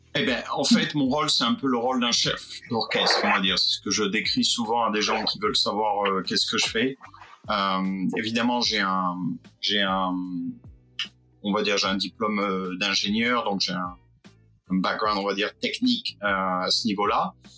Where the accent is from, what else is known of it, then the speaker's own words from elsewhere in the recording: Fréjus, Provence-Alpes-Côte d'Azur, France; je viens du sud de la France, euh, pas loin de, Monaco, je viens de Fréjus